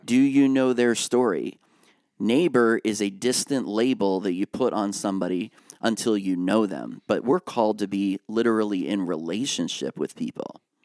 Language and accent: English; Lancaster County, Pennsylvania, United States; now in Harrisburg, United States; I grew up in Lancaster County